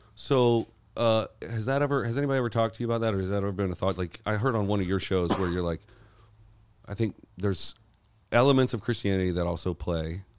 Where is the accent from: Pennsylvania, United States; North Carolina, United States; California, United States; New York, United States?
North Carolina, United States; moved away as an adult; now in Los Angeles, United States; I grew up in the South